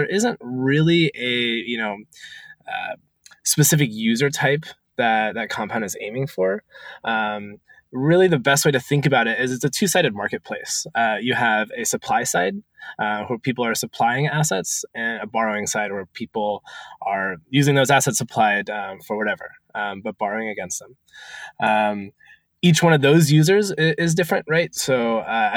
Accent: Portland, Oregon, United States; I grew up in Portland, Oregon. Went to University of Oregon, very Oregon homegrown.

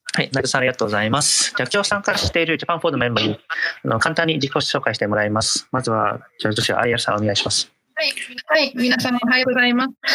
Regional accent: Italy; moved away; 出身はイタリア

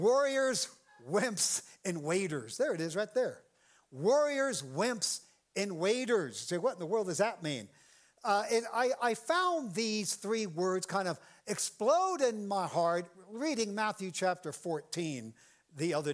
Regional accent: Ireland; I'm an Irishman

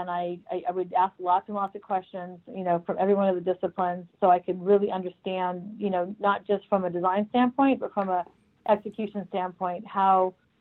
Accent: Arizona, United States; also born or lived in Minnesota; Well, I was born in Minnesota, and I left at a very young age for Arizona because my father is in construction.

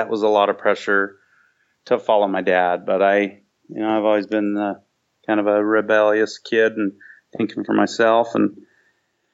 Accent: Southern California, United States; also born or lived in Seattle, Washington; now in Rocky Ridge, United States; I grew up in Southern California

